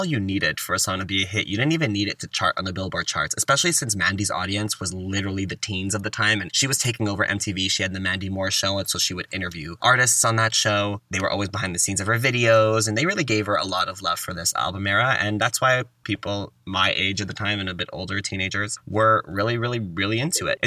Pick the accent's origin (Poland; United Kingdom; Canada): Canada; growing up in Canada on Much Music